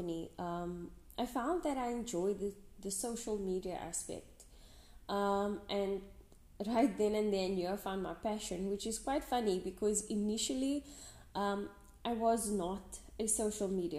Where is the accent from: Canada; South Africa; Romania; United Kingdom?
South Africa; Western Cape; I'm from the Western Cape, South Africa